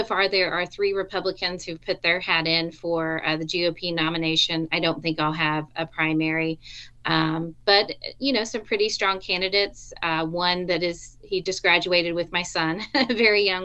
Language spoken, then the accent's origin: English; Arkansas, United States; now in Missouri, United States; I'm originally from Arkansas.